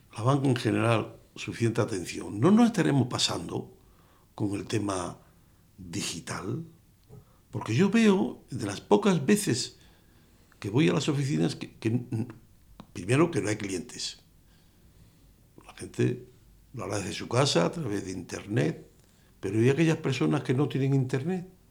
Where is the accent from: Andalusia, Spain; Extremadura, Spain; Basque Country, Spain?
Extremadura, Spain; Cáceres; Yo nací en Cáceres